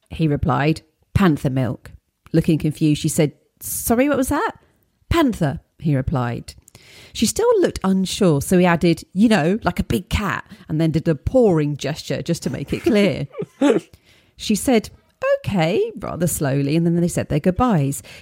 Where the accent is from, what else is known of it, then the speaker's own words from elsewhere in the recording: Midlands, United Kingdom; I grew up in the Midlands of the UK in the late 1970s, 1980s.